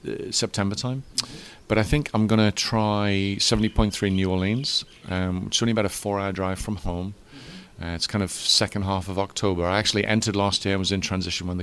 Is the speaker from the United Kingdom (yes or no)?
yes; England, United Kingdom; moved away as an adult; now in Florida, United States; I'm English